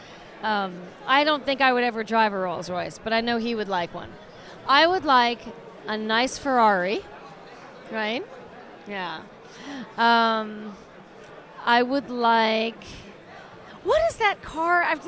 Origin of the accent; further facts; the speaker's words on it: Los Angeles, California, United States; also born or lived in Las Vegas, Nevada; I grew up my entire life in Los Angeles since I was about a year old.